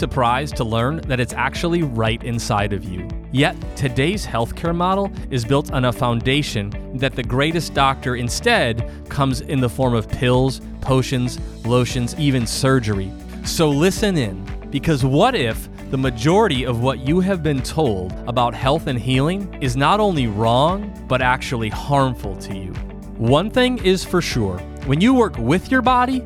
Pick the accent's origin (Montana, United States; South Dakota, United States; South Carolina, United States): South Dakota, United States; Sioux Falls; moved away; I'm born and raised in Sioux Falls as well